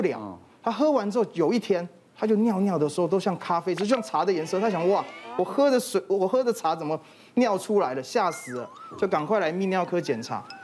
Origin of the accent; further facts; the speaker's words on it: Taiwan; 我们台湾人最常见的习惯，就是吃完饭，很喜欢喝一杯茶